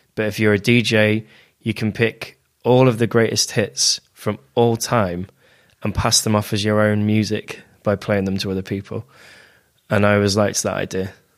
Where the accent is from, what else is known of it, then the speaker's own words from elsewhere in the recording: near Lincoln, East Midlands, United Kingdom; moved away as an adult; also born or lived in Sheffield; now in Manchester, United Kingdom; in Lincoln, which is the closest city to my hometown